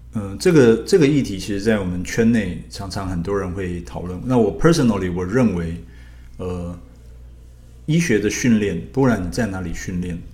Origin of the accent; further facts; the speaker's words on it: Taiwan; 我们台湾人